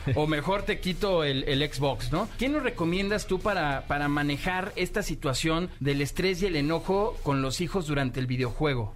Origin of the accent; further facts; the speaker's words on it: Mexico; de México